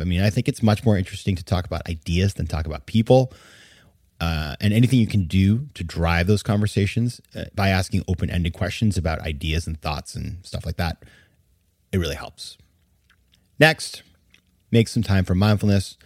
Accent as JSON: {"language": "English", "region": "Maine", "country": "United States", "tie": "born or raised there", "said": "my home state of Maine"}